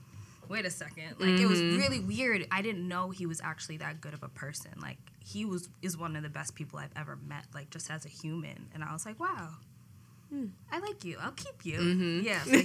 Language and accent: English; upstate New York, United States; I'm from New York, upstate New York.